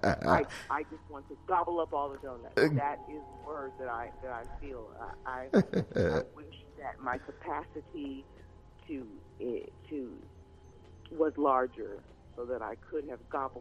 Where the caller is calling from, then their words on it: Los Angeles, California, United States; I am calling from Los Angeles.